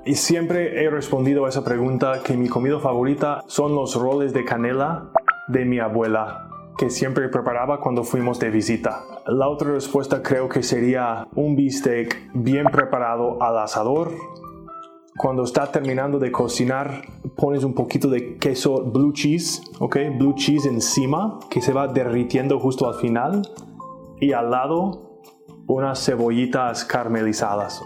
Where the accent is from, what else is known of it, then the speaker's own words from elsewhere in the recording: Minnesota, United States; now in Mexico; Soy de Minnesota, Estados Unidos